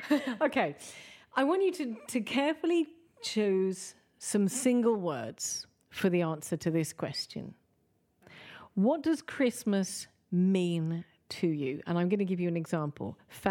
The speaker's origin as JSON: {"language": "English", "region": "England", "country": "United Kingdom", "moved": "yes", "lives_now": "Malta", "said": "Now, for me, I'm English."}